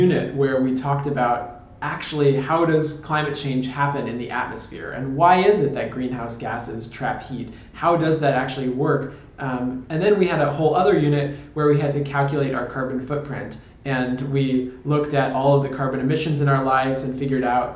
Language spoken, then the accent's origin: English; San Francisco, California, United States; I grew up in San Francisco